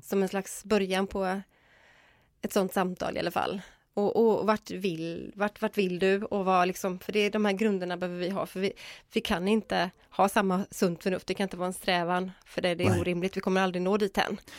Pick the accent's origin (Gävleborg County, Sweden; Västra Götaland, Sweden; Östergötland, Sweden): Västra Götaland, Sweden; Gothenburg; jag kommer ifrån Göteborg